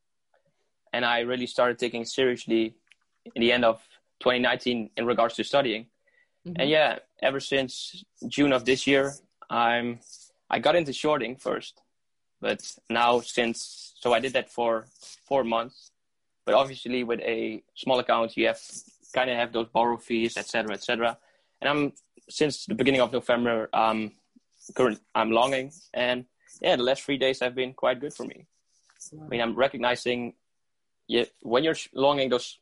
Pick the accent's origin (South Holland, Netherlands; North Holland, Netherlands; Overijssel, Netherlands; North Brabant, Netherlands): Overijssel, Netherlands; Haaksbergen; I'm from the Netherlands, so I'm a little Dutch bastard.